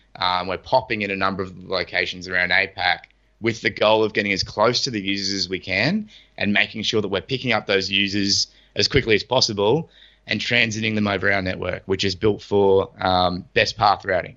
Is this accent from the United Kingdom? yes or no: no; Australia; us Aussies